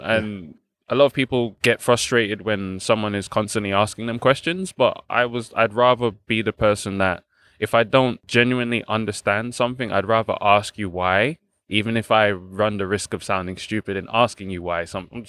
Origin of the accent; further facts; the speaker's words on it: Balham, London, United Kingdom; So I was born in London, St. George's to be exact, so Tooting, not far from here. And then I grew up in Balham with my grandparents, my mom and my grandparents and my elder sister.